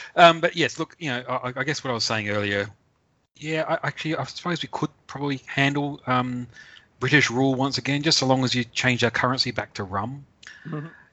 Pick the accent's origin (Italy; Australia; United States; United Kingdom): Australia; as an Australian